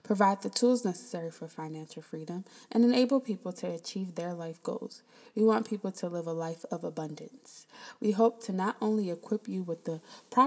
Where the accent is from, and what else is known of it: Prince George's County, Maryland, United States; born or raised there; moved away as an adult; also born or lived in Queens, New York